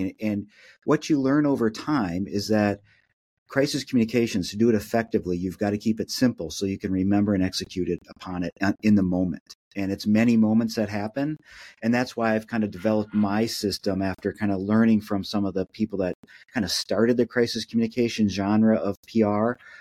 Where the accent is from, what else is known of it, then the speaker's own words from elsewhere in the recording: Minneapolis, Minnesota, United States; I'm born and raised in Minneapolis